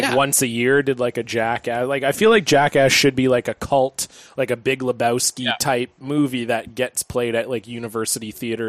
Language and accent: English; Canada; we're like Canadian.